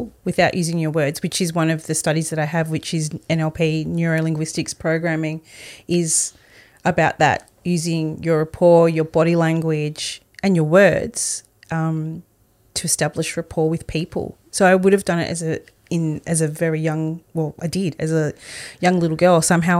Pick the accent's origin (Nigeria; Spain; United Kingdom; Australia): Australia; I actually spoke about this with my mum last week because I'd love to hear her perspective on it.